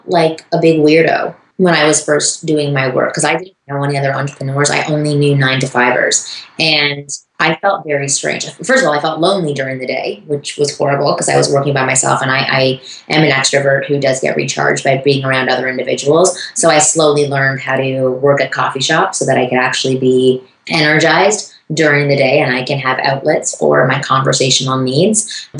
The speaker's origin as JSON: {"language": "English", "town": "Toronto", "region": "Ontario", "country": "Canada", "tie": "born or raised there"}